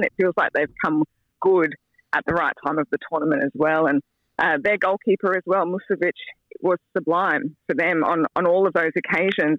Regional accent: Australia; as an Aussie

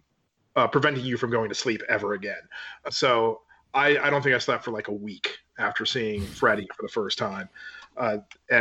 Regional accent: Maryland, United States; My hometown in Maryland is a very, very old town, for at least for America

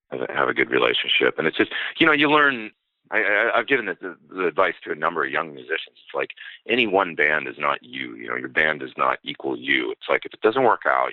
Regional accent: Edmonton, Alberta, Canada; moved away as an adult; also born or lived in Los Angeles, United States; my hometown in Edmonton

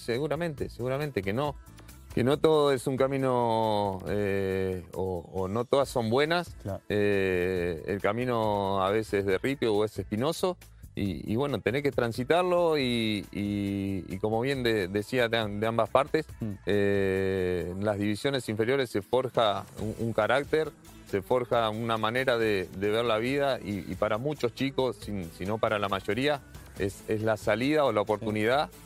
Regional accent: Pergamino, Buenos Aires Province, Argentina; yo soy de Pergamino

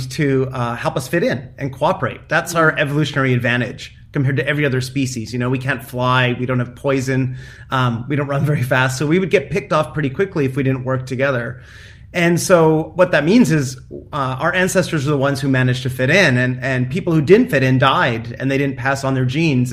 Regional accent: Canada; now in United States; I have an identity as a father, as a professor, as a son, as a Canadian.

